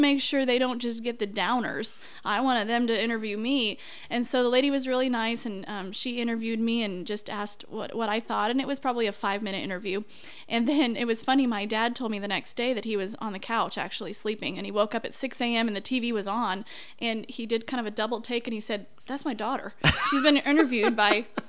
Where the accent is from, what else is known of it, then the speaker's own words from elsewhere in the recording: Peru, Indiana, United States; also born or lived in Cicero, Indiana; I grew up in Peru, Indiana